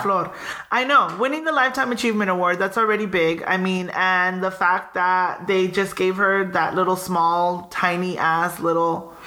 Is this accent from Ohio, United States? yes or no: no; Pico Rivera, California, United States; where are you from?" And I'm like, "Pico